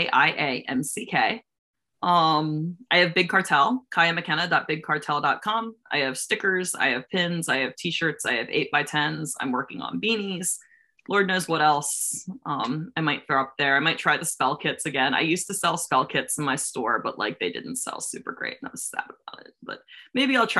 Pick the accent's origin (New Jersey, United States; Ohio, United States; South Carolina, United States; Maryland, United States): Maryland, United States; being from Maryland, like there's not a lot of wrestling here